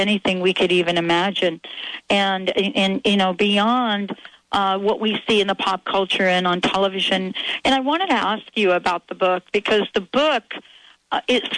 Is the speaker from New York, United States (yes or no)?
yes; New York, United States; when I was growing up in New York